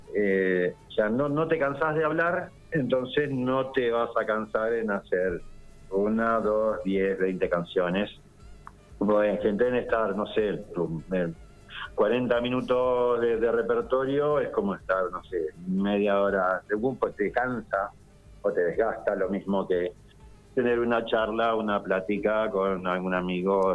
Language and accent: Spanish; Isla Paulino, Buenos Aires, Argentina; moved away as an adult; now in Carhué, Argentina; yo soy de, de Isla Paulino, de la costa oeste del Río de la Plata